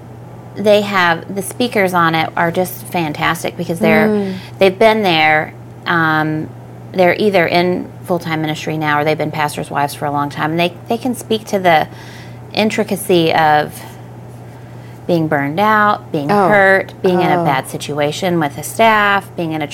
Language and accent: English; Oklahoma, United States; moved away; we grew up in Oklahoma